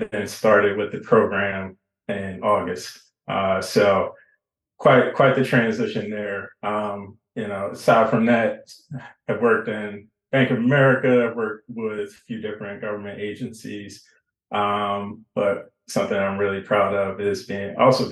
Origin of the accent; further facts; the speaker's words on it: Philadelphia, Pennsylvania, United States; also born or lived in Washington, D.C.; I'm from Philly. I am in Philly.